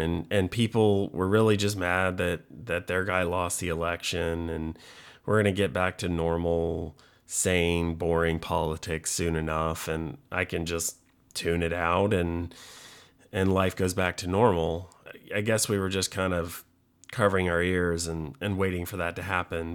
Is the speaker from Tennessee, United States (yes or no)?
yes; Chattanooga, Tennessee, United States; I'm from Chattanooga, Tennessee, like two hours northwest of Atlanta, Georgia.